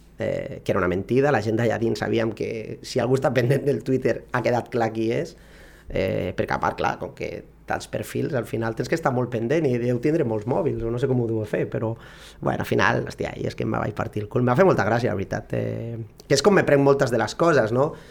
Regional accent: Barcelona, Catalonia, Spain; moved away as an adult; now in Lleida, Spain; sóc de Barcelona i bueno, ja fa molt temps que, que estic per Lleida

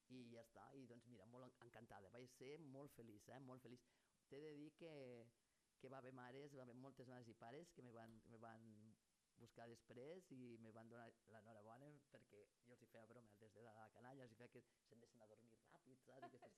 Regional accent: Lleida, Catalonia, Spain; com a lleidatana

